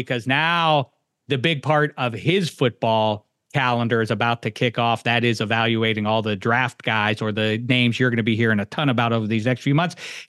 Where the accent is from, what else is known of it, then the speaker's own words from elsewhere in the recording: Florida, United States; where do you think I'm from, man? I'm from Florida. I didn't grow up here.